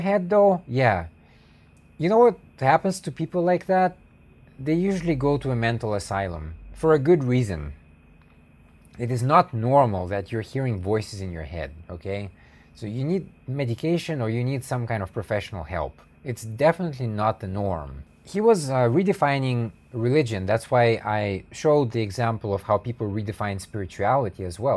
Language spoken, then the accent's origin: English; United States; I'm an American white pe-, person